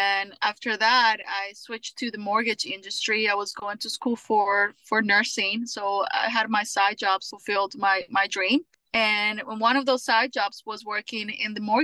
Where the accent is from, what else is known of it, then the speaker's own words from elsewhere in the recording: Colombia; also born or lived in California; now in Houston, United States; I am from Colombia